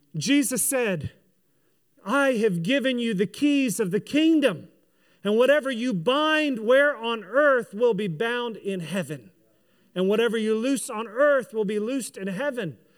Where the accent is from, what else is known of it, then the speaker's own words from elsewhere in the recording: United States; I'm a kingdom person who is an American as well